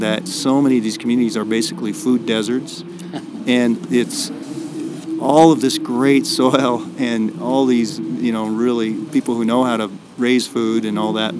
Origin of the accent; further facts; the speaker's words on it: Iowa, United States; moved away; I'm from Iowa originally